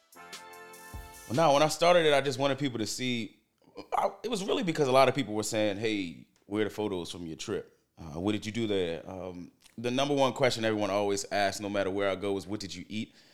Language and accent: English; Baltimore, Maryland, United States; I'm born and raised in Baltimore.